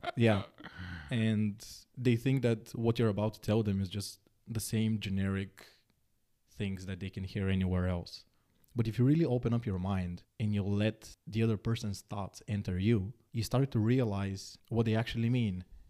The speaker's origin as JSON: {"language": "English", "country": "Bulgaria", "tie": "born or raised there", "also_born_or_lived": "Netherlands / Denmark", "moved": "as an adult", "said": "Born and raised in Bulgaria."}